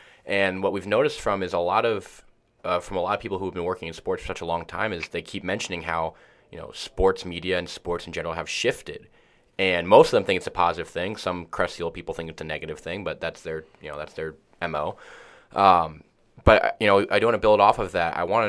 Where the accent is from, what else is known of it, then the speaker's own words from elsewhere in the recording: Tampa, Florida, United States; moved away as an adult; I grew up in Tampa, a place that is growing significantly in hockey, but obviously is not a traditional market.